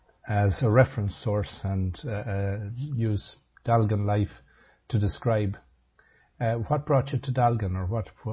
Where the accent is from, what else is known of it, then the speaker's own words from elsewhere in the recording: Ireland; I say all of us would have experienced in the growing up in Ireland in the 60s, 70s, late 50s.